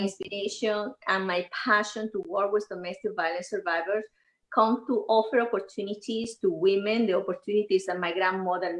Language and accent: English; Venezuela; moved away; I grew up in Venezuela